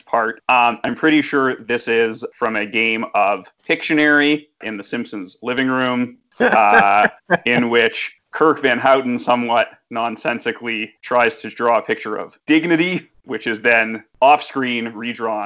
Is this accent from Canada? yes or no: yes; Canada; I'm actually Canadian